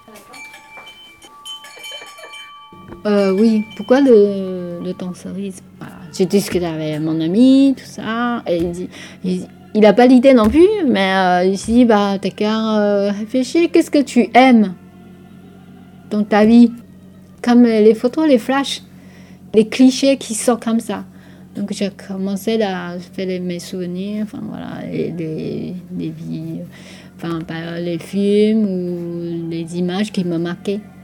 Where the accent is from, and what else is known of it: Taiwan; born or raised there; first language Taiwanese Hokkien; French is a second language; moved away as an adult; also born or lived in France; now in Poitiers, France